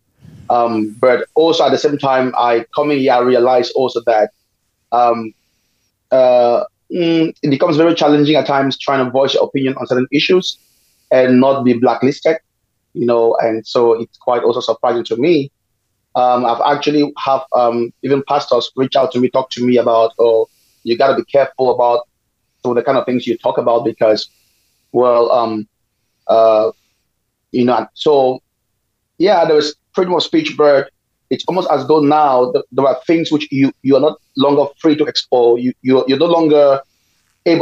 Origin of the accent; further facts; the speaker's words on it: Cameroon; moved away as an adult; I'm from Cameroon.